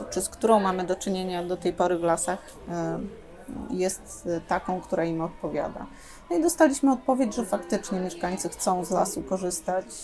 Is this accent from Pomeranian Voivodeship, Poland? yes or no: yes; Sopot, Pomeranian Voivodeship, Poland; Ja jestem z Dolnego. My Sopocianie dzielimy się na tych, którzy są z Górnego i z Dolnego. My w Dolnym Sopocie na pierwszym miejscu stawiamy jednak plażę.